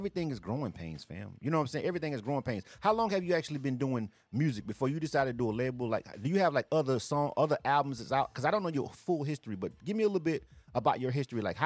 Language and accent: English; Panama City, Florida, United States; moved away as an adult; now in Atlanta, United States; Being from Florida myself, I grew up, I'm telling my age right now. I grew up in the 90s. Like, I was living at home in the 90s